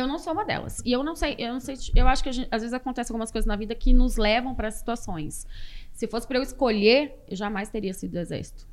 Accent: Porto Velho, Rondônia, Brazil; also born or lived in Anápolis, Goiás; Eu sou goiana, nasci em Anápolis, mas eu fui criada em Rondônia, em Porto Velho. Meu pai foi para Rondônia quando eu tinha três anos

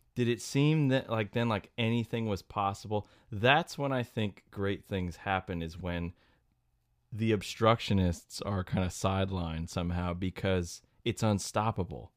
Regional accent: Central Connecticut, United States; I grew up in Central Connecticut

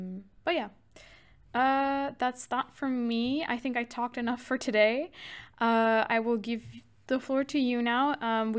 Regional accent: Germany; I'm from Germany and I'm female.

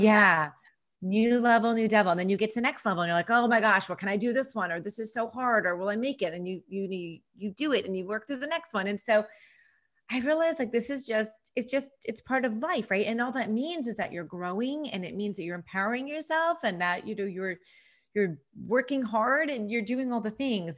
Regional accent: New York, United States; moved away as an adult; now in Nashville, United States; being an East Coaster, being a New Yorker

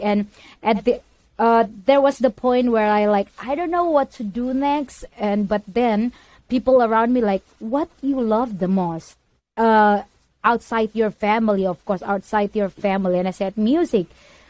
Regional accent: Indonesia; now in United States; I am from Indonesia. Right now, I'm living in USA

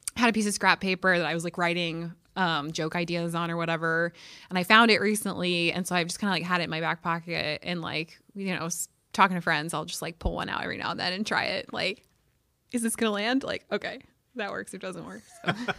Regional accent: St. Louis, Missouri, United States; moved away as an adult; also born or lived in Columbia, Missouri; now in Carbondale, United States; I'm from Saint Louis. I grew up in Saint Louis

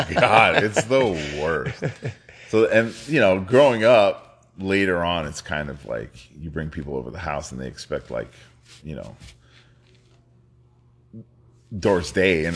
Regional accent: New York City, New York, United States; also born or lived in Los Angeles, California; now in Shakopee, United States; originally I was born in New York, Bronx kid

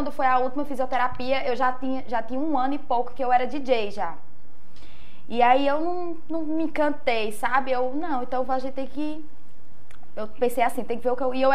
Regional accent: Juazeiro, Bahia, Brazil; Cresci em Juazeiro mesmo, no bairro Tancredo Neves. Fui criada totalmente lá, mas pelos bairros ao redores também ali, todo mundo me conhece.

